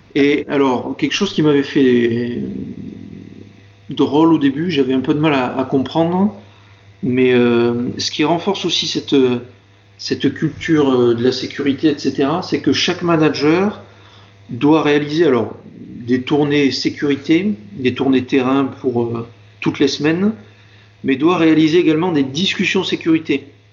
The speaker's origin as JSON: {"language": "French", "area": "Marseille region", "region": "Provence-Alpes-Côte d'Azur", "country": "France", "tie": "born or raised there", "also_born_or_lived": "Grenoble / Civaux", "moved": "as an adult", "said": "je suis originaire de la région de Marseille"}